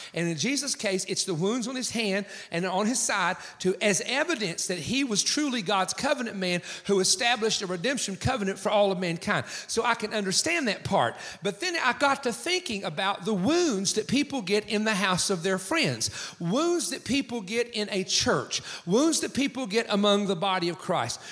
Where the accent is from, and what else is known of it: east coast of the United States, United States; born or raised there